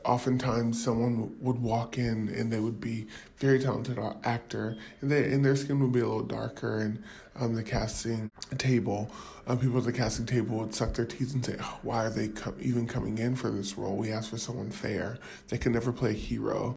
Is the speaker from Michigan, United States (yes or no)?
no; Southern California, United States; moved away as an adult; now in Mumbai, India; I'm from Southern California, but my wife and I moved to Mumbai about a year ago